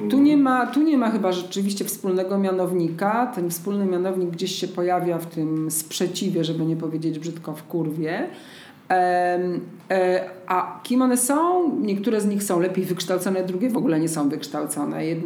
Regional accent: Zajęczniki, Podlaskie Voivodeship, Poland; bo ja jestem z Zajęcznik, pod Siemiatyczami

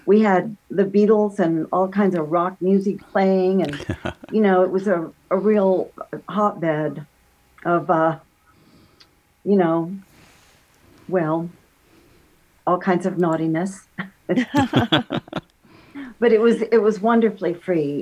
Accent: Kansas, United States; moved away as an adult; now in Michigan City, United States; I'm from Kansas

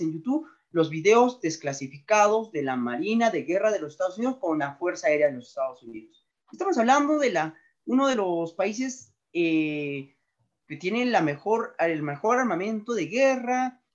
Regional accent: Cusco, Peru; soy cusqueño y me gusta Cusco

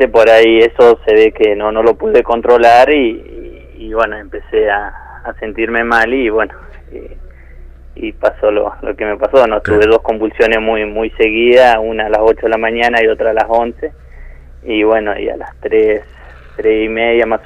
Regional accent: Chubut, Argentina; nosotros venimos de Chubut, que allá veníamos con otra cultura, lo que es la ganadería, y acá en Santa Cruz nos encontramos con, con otra con otro panorama

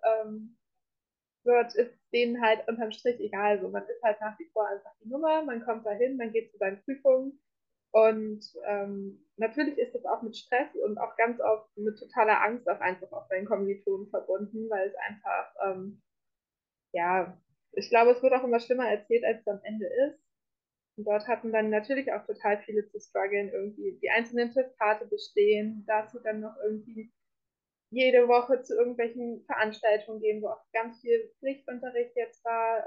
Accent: North Rhine-Westphalia, Germany; moved away as an adult; now in Munich, Germany; ich komme ursprünglich komme ich aus Ostwestfalen

